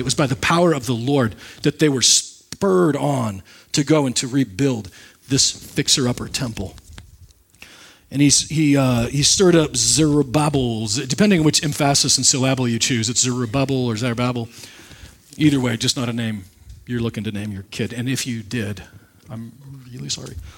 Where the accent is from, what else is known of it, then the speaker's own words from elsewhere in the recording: Nebraska, United States; moved away; The pastor that I grew up with in Nebraska